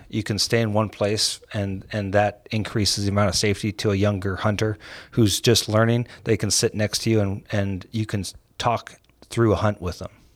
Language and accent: English; San Francisco, California, United States; I was born and raised in San Francisco